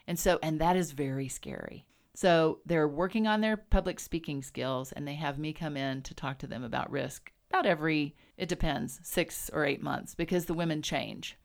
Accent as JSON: {"language": "English", "region": "Texas", "country": "United States", "tie": "born or raised there", "also_born_or_lived": "Wyoming", "moved": "yes", "lives_now": "Jackson, United States", "said": "I was raised in Texas"}